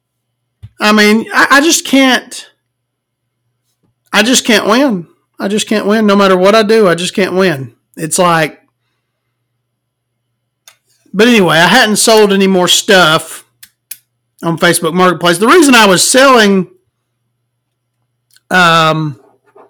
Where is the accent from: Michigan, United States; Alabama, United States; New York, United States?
Alabama, United States; small town; born or raised there